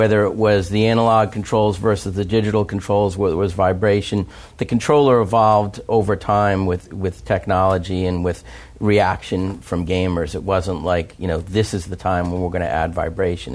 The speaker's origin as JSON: {"language": "English", "country": "United States"}